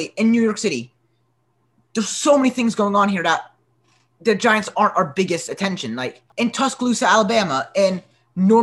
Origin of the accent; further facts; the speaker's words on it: United Kingdom; now in United States; I'm British.